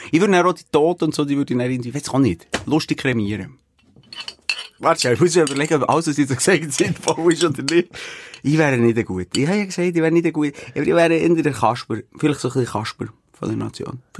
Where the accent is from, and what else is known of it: Switzerland